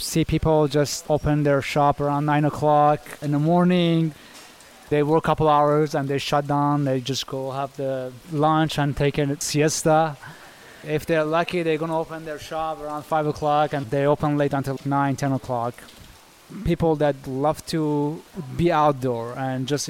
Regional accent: Shiraz, Fars, Iran; now in Washington, D.C., United States; I grew up in Iran, the country known as Northern Iran, and the back days was Persia, part of Persian Empire. I am from Shiraz.

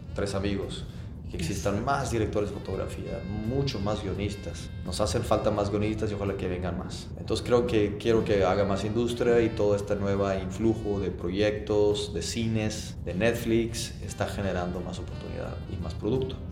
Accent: Mexico; nos afecta a los productores mexicanos

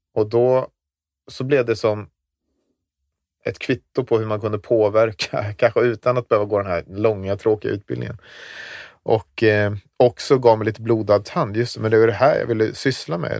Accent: Visby, Gotland, Sweden; moved away as an adult; also born or lived in Zambia; Jag växte upp i Visby då. En stor del, största delen av mitt liv har ju varit där innerstaden

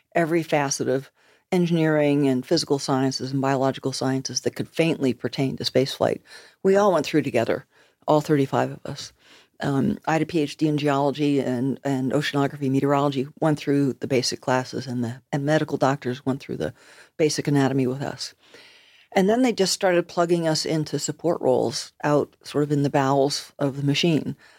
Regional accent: United States; moved away as an adult; now in Nova Scotia, Canada; I'm an American, but I'm living in Nova Scotia

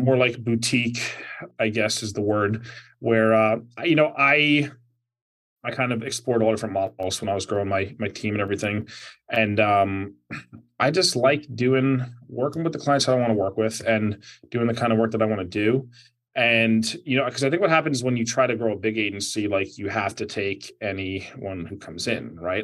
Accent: New Jersey, United States; New Jersey, my home state

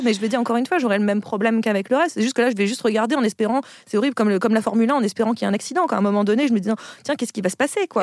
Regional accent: Picardy, Hauts-de-France, France; je viens de Picardie.

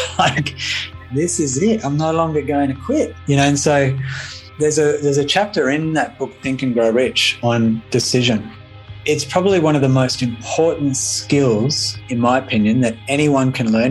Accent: Melbourne, Victoria, Australia; moved away as an adult; also born or lived in Sydney / Brisbane; my hometown in Melbourne, Australia.

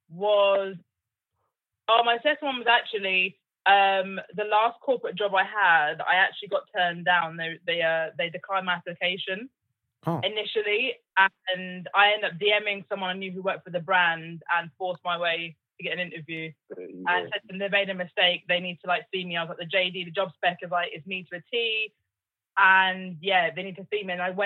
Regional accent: Oxfordshire, Buckinghamshire, South East England, United Kingdom; also born or lived in London; I'm actually an honorary Londoner. Like, people think I'm from London, but I'm not. I'm from, like, Oxfordshire, Buckinghamshire.

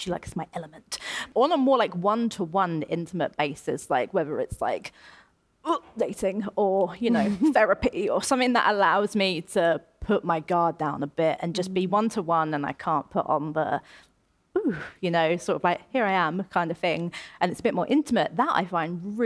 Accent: Essex, East of England, United Kingdom; moved away as an adult; now in London, United Kingdom; I'm born and raised in Essex

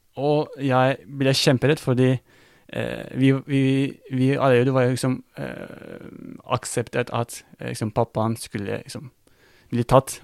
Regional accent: Kütahya, Turkey; Norwegian is a second language; moved away as an adult; also born or lived in Afyon, Turkey / Greece; now in Norway; jeg er født og oppvokst i Kutahya

